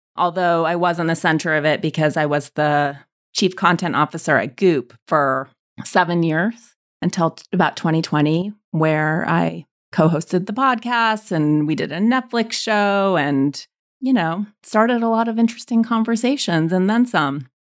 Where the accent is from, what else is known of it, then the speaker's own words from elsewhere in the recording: Montana, United States; we landed in Montana, small Jewish community